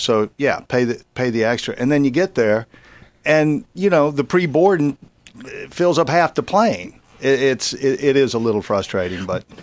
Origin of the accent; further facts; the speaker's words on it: Baton Rouge, Louisiana, United States; moved away as an adult; I grew up in Baton Rouge